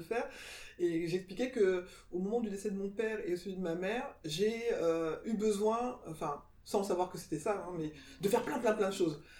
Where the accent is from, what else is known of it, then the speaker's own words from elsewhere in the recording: France; je suis née en France moi je me suis toujours sentie française